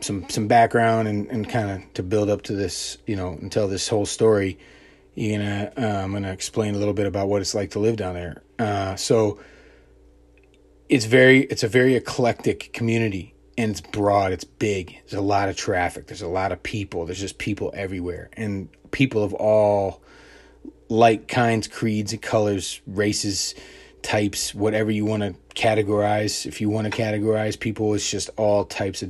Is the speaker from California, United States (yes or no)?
no; Montgomery County, Maryland, United States; moved away; I grew up outside Washington, D.C. in a county called Montgomery County, Maryland